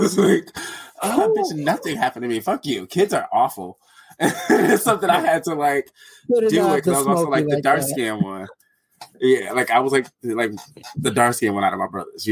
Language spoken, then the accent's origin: English; Detroit, Michigan, United States; now in Arizona, United States; I'm from Detroit. Like that's where I grew up. I'm in Arizona now